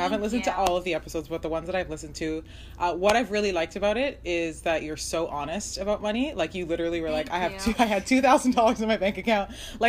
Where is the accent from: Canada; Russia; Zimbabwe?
Canada; Toronto, Ontario; I'm from Toronto